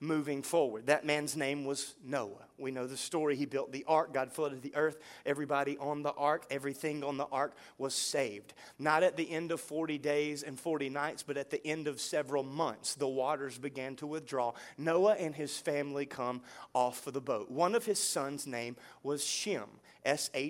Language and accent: English; United States; I was born in the USA, I am a citizen of America